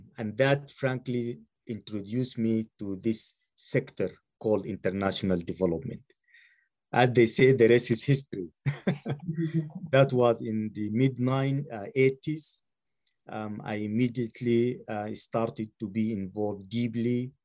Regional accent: Sudan; moved away as an adult; I was born and raised in Sudan.

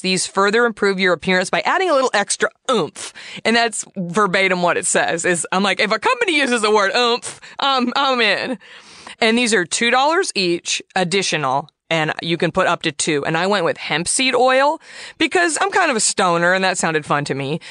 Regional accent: Southwest, United States; I'm from the Southwest. My grandmother would make prickly pear preserves my whole childhood

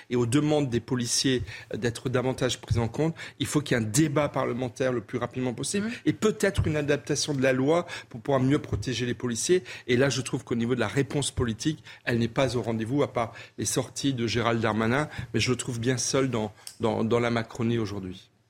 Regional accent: Wintzenheim, Grand Est, France; also born or lived in Colmar; je suis colmarien et j'ai grandi à Winsenheim en partie

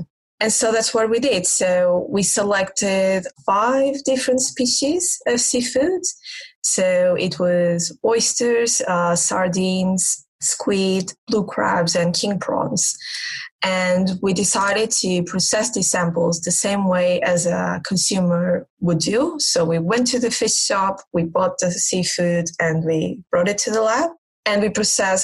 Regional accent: Portugal; now in Exeter, United Kingdom; I'm from Portugal.

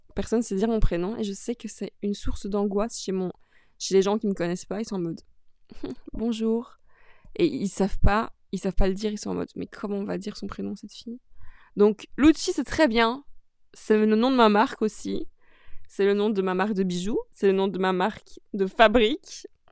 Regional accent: Charleroi, Wallonia, Belgium; now in Brussels, Belgium; Je suis née à Charleroi.

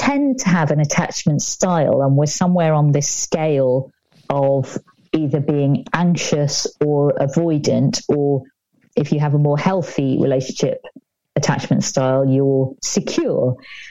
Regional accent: United Kingdom

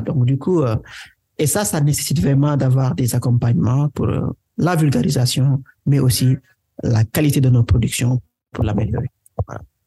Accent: Senegal; first language Wolof; French is a second language; je suis sénégalais, né au Sénégal, grandi au Sénégal

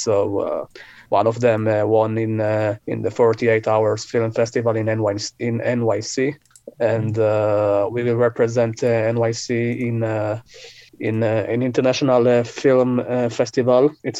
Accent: Israel; English is a second language; You know, I'm from Israel.

